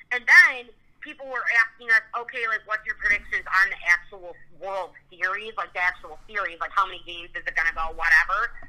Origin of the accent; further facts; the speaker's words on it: Chicago, Illinois, United States; moved away as an adult; also born or lived in Iowa / Nebraska; now in Arizona, United States; also I'm from the Chicago area.